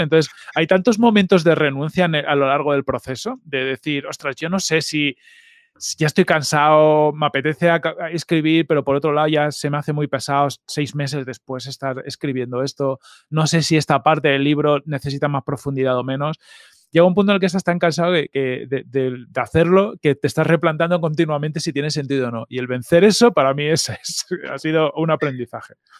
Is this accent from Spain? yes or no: yes; Fuenlabrada, Community of Madrid, Spain; also born or lived in Mallorca / Mahón, Menorca / Arenys de Mar, Catalonia / Galicia (parents); vivimos hasta que yo tuve los siete años en Arenys de Mar. O sea, yo, yo sí que tengo como recordatorio de, de vivir cerca de la playa. Y luego ya nos vinimos a Madrid, a Fuenlabrada